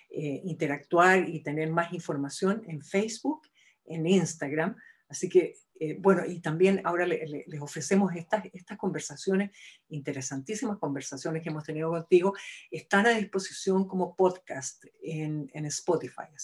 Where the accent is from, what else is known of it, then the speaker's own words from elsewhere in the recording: Chile; Somos fonoaudiólogas chilenas, por eso es .cl.